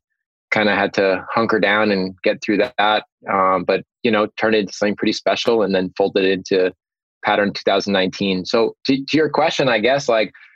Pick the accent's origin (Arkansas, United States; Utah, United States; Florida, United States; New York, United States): New York, United States; Long Island; I'm from Long Island